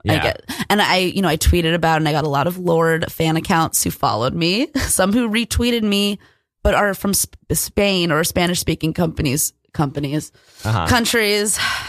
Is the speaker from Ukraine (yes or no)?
no; New Zealand; I'm from New Zealand.